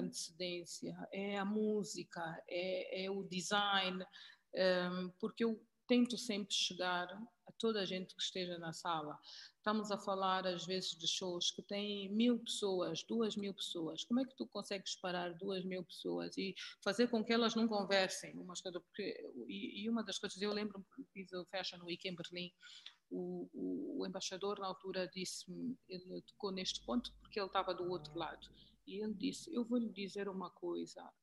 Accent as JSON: {"language": "Portuguese", "country": "Angola", "also_born_or_lived": "South Africa", "moved": "as an adult", "said": "eu não era sul-africana, eu venho de Angola, onde eh, nós eh, não existe o racismo"}